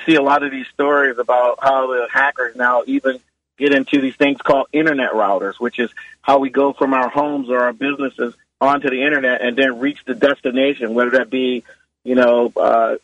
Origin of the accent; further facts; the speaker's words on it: New Orleans, Louisiana, United States; moved away; my hometown of New Orleans.